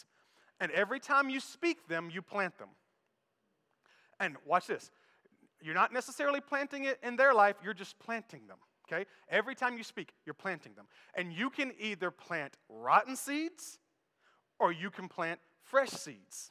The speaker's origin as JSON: {"language": "English", "region": "the South", "country": "United States", "said": "I'm from the South"}